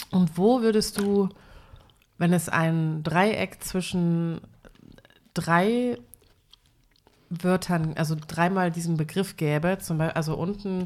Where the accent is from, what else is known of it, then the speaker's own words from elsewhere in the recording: eastern Germany, Germany; bei uns im Osten